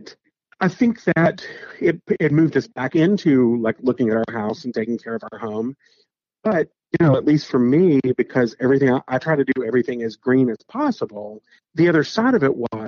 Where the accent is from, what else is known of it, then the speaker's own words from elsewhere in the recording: the Appalachians, United States; moved away; I grew up in the Appalachians